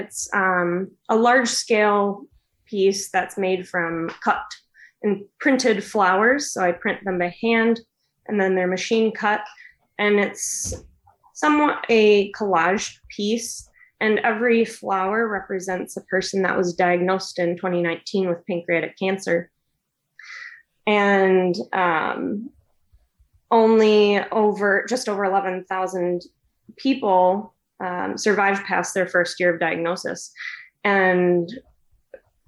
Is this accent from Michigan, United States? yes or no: yes; West Michigan, United States; I'm from West Michigan. I've always lived here